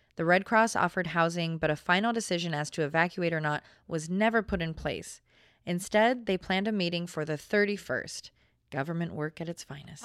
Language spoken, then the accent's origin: English; Portland, Oregon, United States; born and raised in the Portland area